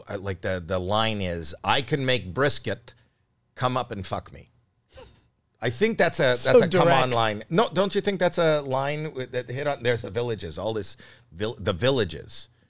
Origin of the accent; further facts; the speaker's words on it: Canada; one Canadian seeing another